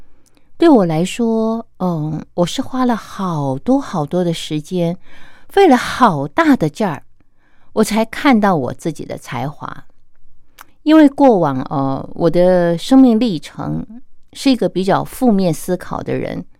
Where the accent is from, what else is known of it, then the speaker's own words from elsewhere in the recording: China; 我们中国人有句话说啊，“天生我材必有用”